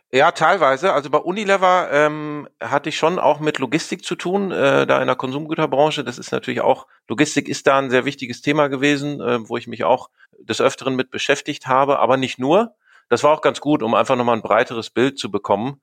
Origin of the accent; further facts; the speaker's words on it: Greven, North Rhine-Westphalia, Germany; also born or lived in Duisburg; ich komme äh, gebürtig aus Greven bzw. Münster in Nordrhein-Westfalen, bin dort auch zur Schule gegangen